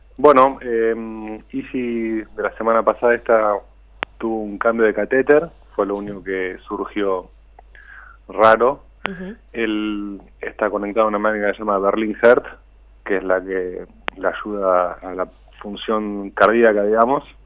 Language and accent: Spanish; Tandil, Buenos Aires Province, Argentina; nosotros somos de Tandil, yo estoy en Tandil